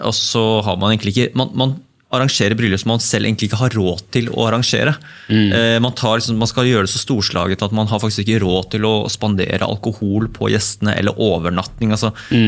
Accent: Bærum, Akershus, Norway; jeg er oppvokst her i Bærum

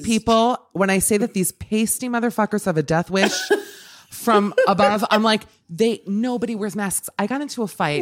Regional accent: Miami, Florida, United States; moved away; I grew up in Miami, a big driving town

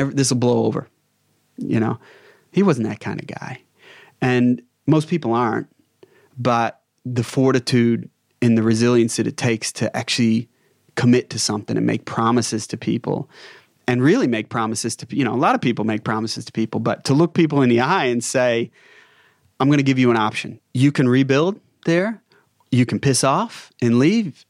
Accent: United States; moved away as an adult; now in Australia; Being an American

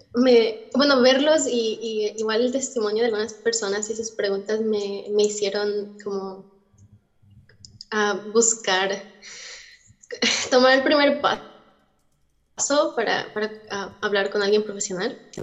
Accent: Mexico; accent: americana; now in United States; soy mexicana, pero estoy en Estados Unidos

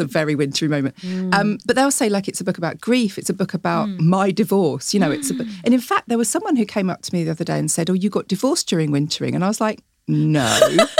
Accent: Chatham, South East England, United Kingdom; I'm from Chatham

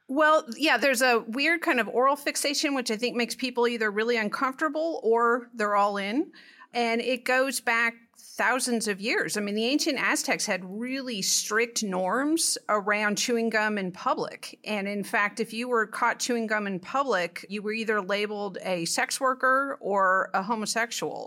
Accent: California, United States; now in Texas, United States; I grew up in California

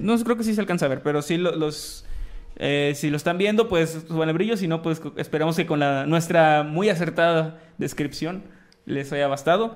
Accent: Tamaulipas, Mexico; mi tierra, Tamaulipeca

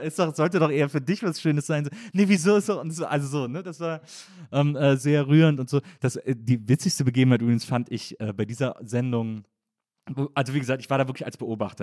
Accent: Wesseling, North Rhine-Westphalia, Germany; in der Nähe von Wesslings, wo ich herkomme

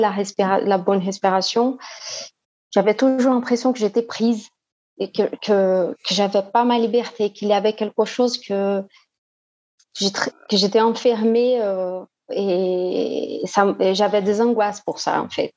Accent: Brazil; French is a second language; also born or lived in Lyon, France; now in Belo Horizonte, Brazil; Je suis brésilienne

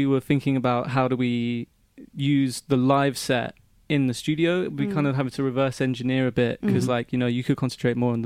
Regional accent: London, United Kingdom; I'm from Acton

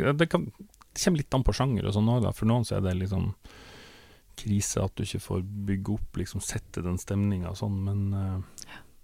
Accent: Northern Norway, Norway; now in Oslo, Norway; jeg kom jo da altså fra Nord-Norge, hadde en far som var sjarkfisker, hadde egen båt

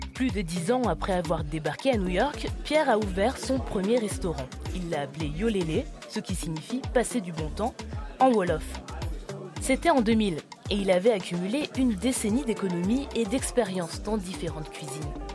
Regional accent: Côte d’Ivoire; chez moi en Côte d'Ivoire

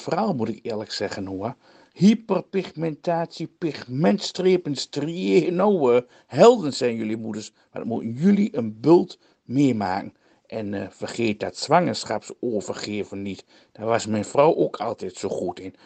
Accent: Twente, Overijssel, Netherlands; ik kom natuurlijk uit Twente

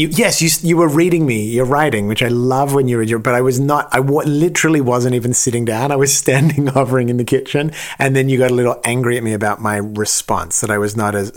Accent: Australia; now in Los Angeles, United States; I'm Australian

